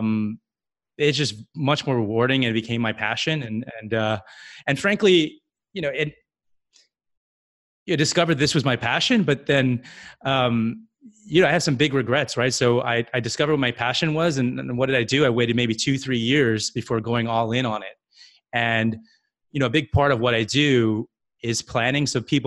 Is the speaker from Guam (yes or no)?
yes; Guam; moved away as an adult; also born or lived in California; now in New York City, United States; I was born and raised in Guam